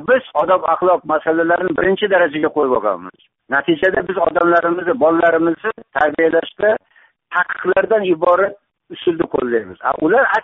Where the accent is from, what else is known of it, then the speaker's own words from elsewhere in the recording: Uzbekistan; biz yoshligimizdan boshlab mana shu o'zbekistonda yashayotganlar